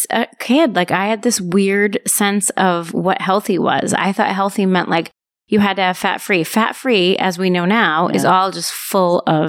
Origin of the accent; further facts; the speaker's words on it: New Hampshire, United States; moved away; also born or lived in Maine; Well, I grew up in New Hampshire.